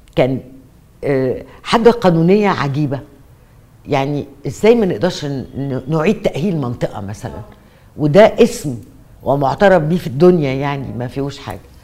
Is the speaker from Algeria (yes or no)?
no; Egypt; مئات المباني عندنا في مصر